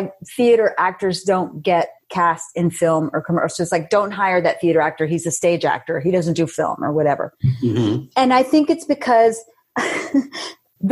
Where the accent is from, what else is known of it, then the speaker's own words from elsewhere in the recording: Laredo, Texas, United States; I'm from Laredo, Texas